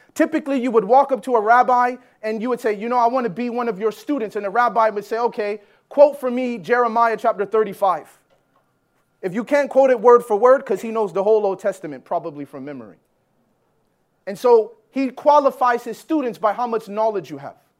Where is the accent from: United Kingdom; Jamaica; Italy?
Jamaica; also born or lived in Canada; I'm Jamaican